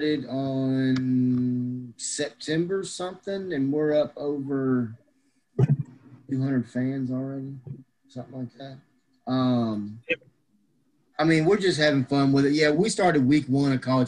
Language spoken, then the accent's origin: English; Memphis, Tennessee, United States; now in Crossett, United States; I am originally from Memphis, Tennessee. I'm now living in Crossett, Arkansas